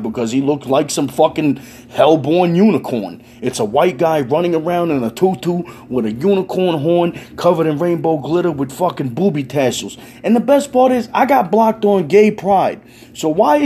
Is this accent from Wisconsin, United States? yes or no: no; New York City, New York, United States; I'm a New Yorker